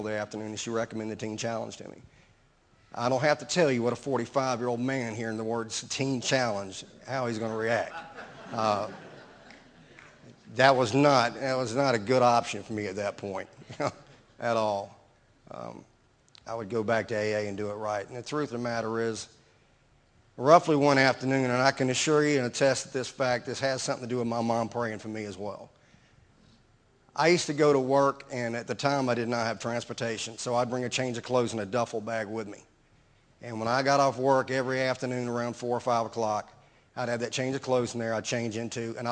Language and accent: English; Baton Rouge, Louisiana, United States; I'm from Baton Rouge